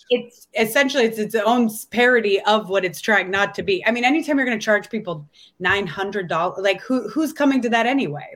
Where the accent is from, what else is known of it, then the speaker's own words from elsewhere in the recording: California, United States; moved away as an adult; now in Las Vegas, United States; I'm from California